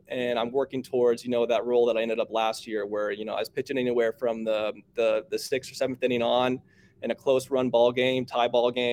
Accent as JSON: {"language": "English", "region": "Arizona", "country": "United States", "tie": "born or raised there", "said": "We grew up in Arizona"}